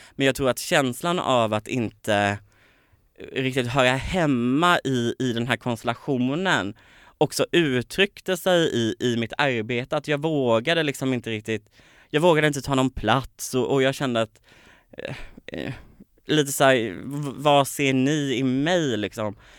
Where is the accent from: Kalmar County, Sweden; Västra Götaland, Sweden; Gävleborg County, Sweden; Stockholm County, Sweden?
Kalmar County, Sweden; Påryd; born or raised there; moved away